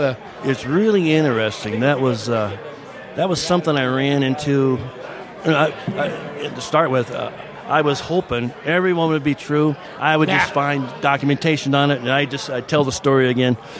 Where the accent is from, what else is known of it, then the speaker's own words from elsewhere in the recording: Minden, Michigan, United States; also born or lived in Kentucky / Phoenix, Arizona; now in Prescott, United States; I grew up in Michigan on a farm and uh, very small town called Minden